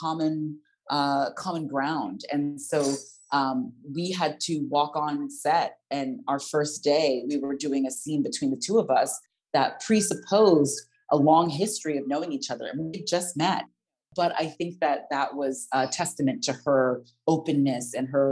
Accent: United States; accent: American; moved away as an adult; now in London, United Kingdom; as an American with a, you know, fairly strong American accent

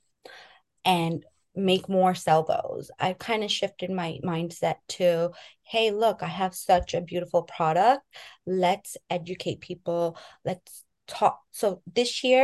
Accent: New York City, New York, United States; moved away; also born or lived in San Francisco; Born and raised in Queens, New York.

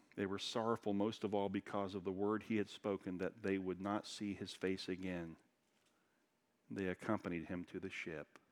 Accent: Daytona Beach, Florida, United States; moved away as an adult; I grew up in Daytona Beach

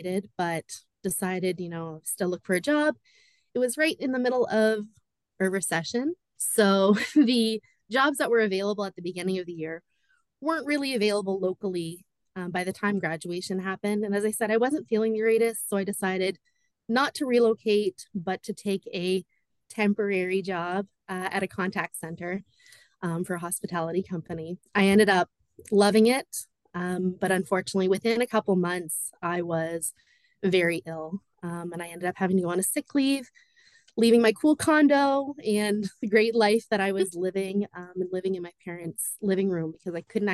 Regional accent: New Brunswick, Canada; also born or lived in Ajax, Ontario / Pickering, Ontario; So I was born in Ajax, Pickering, Ontario, and I moved to New Brunswick just before I turned 9. So I've been here most of my life

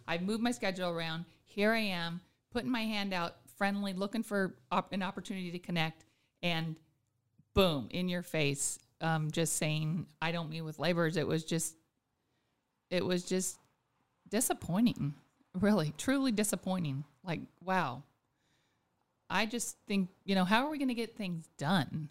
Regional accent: Anchorage, Alaska, United States; also born or lived in Juneau; born and raised in Anchorage, but my grandparents are from Juneau

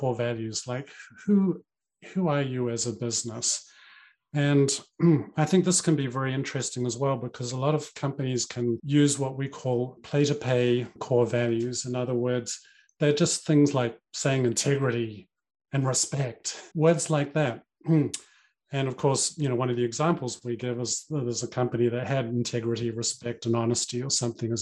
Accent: New Zealand; I grew up in New Zealand

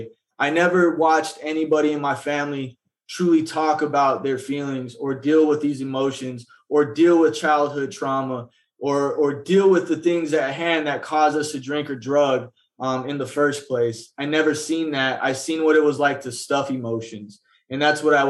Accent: Phoenix, Arizona, United States; I was born right here in Phoenix, Arizona, more specifically the Maryvale area.

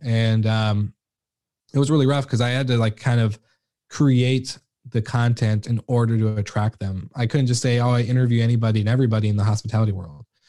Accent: Washington, United States; in my hometown, like, I'm in the middle of, uh, Seattle and the, the Canadian border, so pretty, like, a small town that no one's really heard

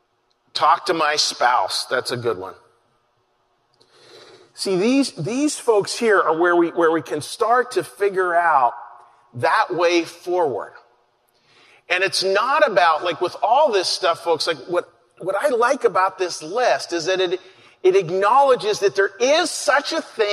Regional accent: Pittsburgh, Pennsylvania, United States; moved away as an adult; now in Philadelphia, United States; I was from the Pittsburgh area.

